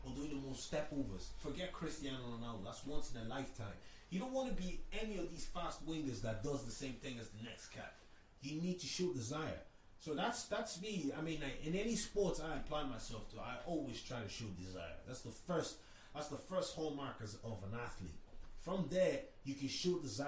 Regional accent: Ireland; growing up in Ireland

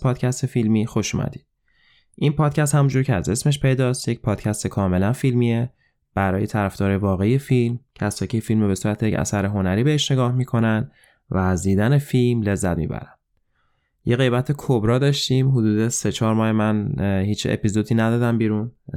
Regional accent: Iran

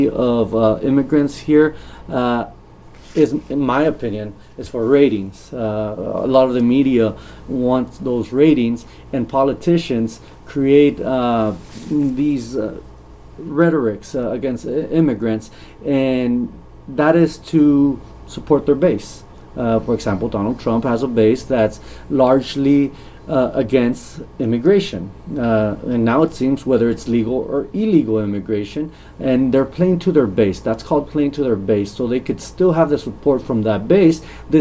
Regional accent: the Rio Grande Valley, Texas, United States; also born or lived in Miami; I grew up in the Valley. I was raised in the Valley

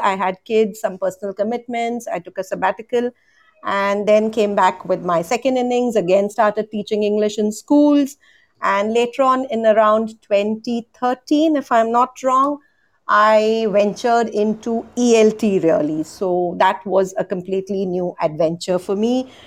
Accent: Mumbai, Maharashtra, India; I'm from India too

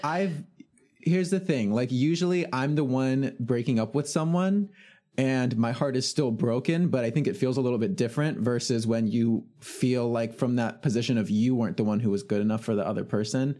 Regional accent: California Bay Area, United States; I'm from the California Bay Area

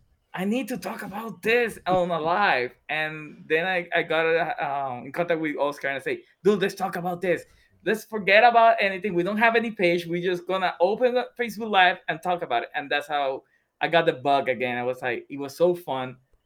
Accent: San Juan, Puerto Rico; I was born and raised in Puerto Rico, especially in the area of Santurce. I was born there.

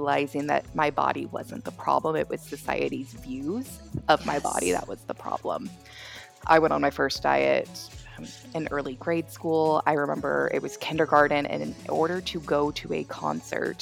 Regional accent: Kansas, United States; moved away as an adult; also born or lived in Fort Worth, Texas; now in Dallas, United States; So I grew up in Kansas.

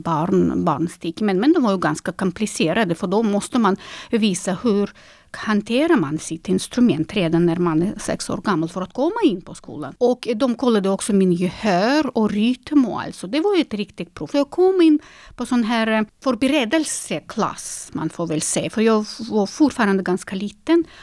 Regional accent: Minsk, Belarus; Swedish is a second language; now in Sweden; Jag är ju född 1982 eh, och då är jag född i Minsk

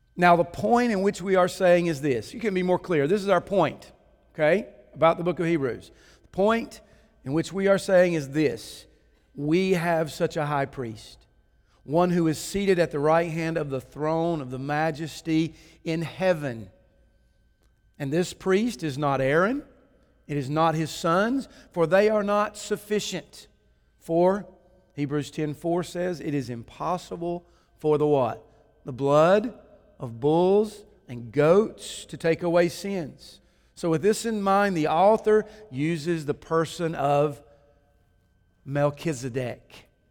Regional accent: Kannapolis, North Carolina, United States; growing up in Kannapolis, over on First Street

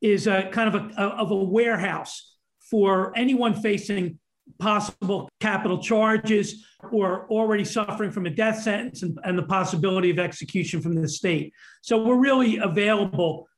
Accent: Pennsylvania, United States; I'm from Pennsylvania. We're like the sore thumb in the entire Northeast.

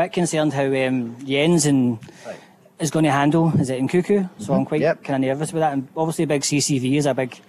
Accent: Bishopbriggs, Scotland, United Kingdom; Yeah, I'm from Bishopbriggs.

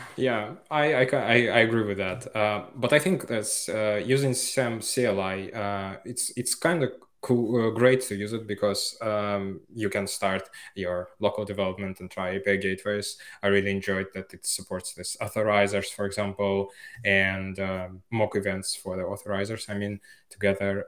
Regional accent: Finland; moved away as an adult; now in Barcelona, Spain; I'm from Finland

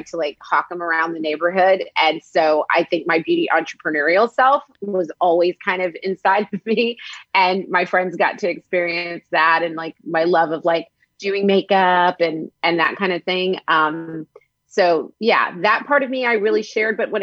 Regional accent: Norman, Oklahoma, United States; moved away as an adult; now in Los Angeles, United States; growing up in Norman

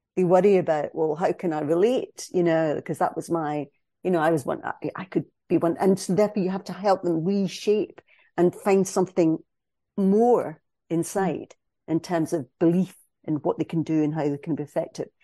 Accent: Scotland, United Kingdom; I am a Scottish cis female

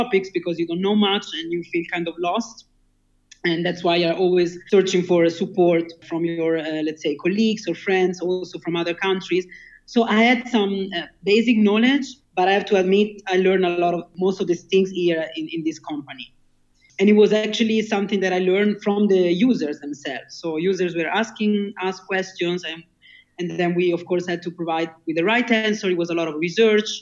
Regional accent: near Lake Maggiore, northern Italy, Italy; English is a second language; moved away as an adult; now in Berlin, Germany; I'm from Italy, from the north of the country, so actually close to Maggiore Lake and Switzerland.

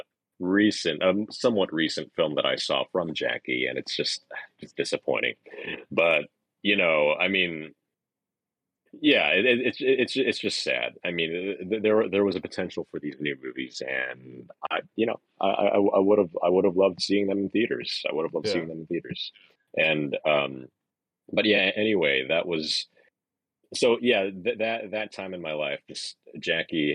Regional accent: New York, United States; I was born in New York

